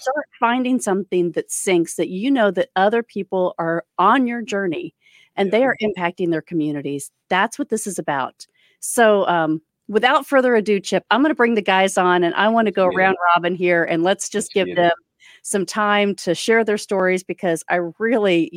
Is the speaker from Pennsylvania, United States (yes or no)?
no; Orlando, Florida, United States; I am from Orlando, Florida